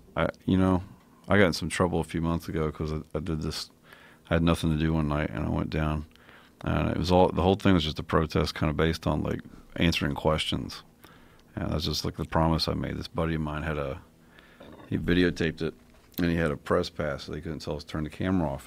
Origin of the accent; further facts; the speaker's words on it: Kentucky, United States; I'm from Kentucky